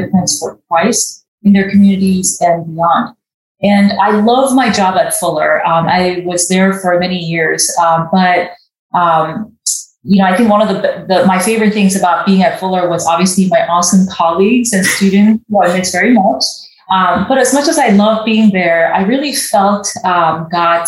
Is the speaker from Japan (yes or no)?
yes; Japan; moved away; also born or lived in South Korea; I was born in South Korea and was raised in Japan